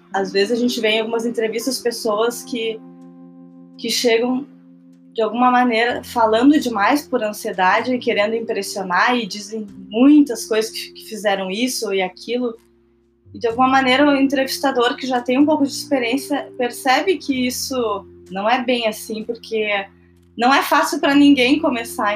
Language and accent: Portuguese; Porto Alegre, Rio Grande do Sul, Brazil; sou de Porto Alegre